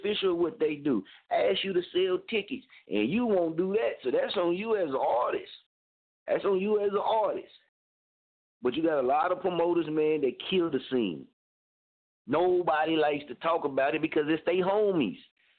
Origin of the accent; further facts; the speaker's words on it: Muskogee, Oklahoma, United States; moved away; I'm from there. I'm born and raised there